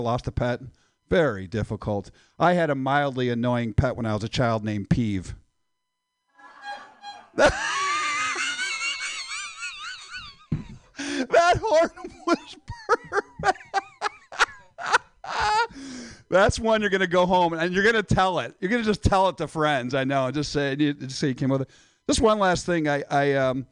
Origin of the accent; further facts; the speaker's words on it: Midwest, United States; moved away; I'm from the Midwest